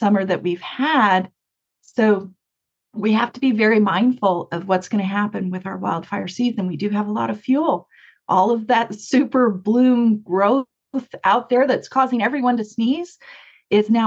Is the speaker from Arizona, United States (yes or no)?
yes; Mesa, Arizona, United States; when I was growing up in Mesa, there was a dairy farm right next to me